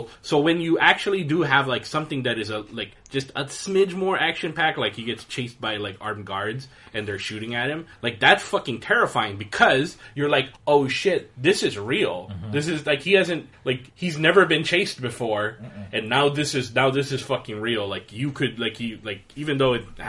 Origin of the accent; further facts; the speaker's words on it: United States; as an American